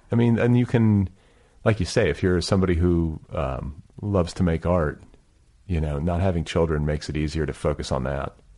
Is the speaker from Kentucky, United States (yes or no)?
no; Milwaukee, Wisconsin, United States; moved away as an adult; also born or lived in Midwest; I was raised in Milwaukee, and then I left, you know, I also moved around the Midwest, but then went west for college